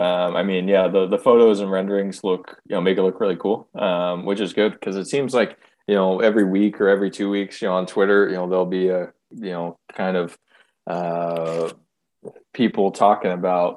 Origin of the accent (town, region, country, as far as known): Fresno area, California, United States; born or raised there